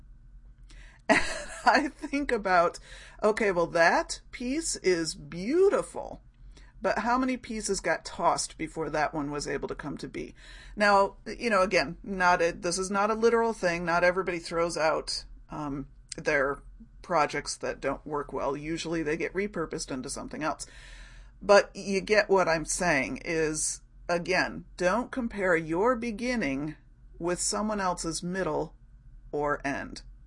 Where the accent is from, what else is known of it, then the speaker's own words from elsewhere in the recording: Rochester, United States; here in my hometown, well, in my larger hometown, larger neighborhood of Rochester.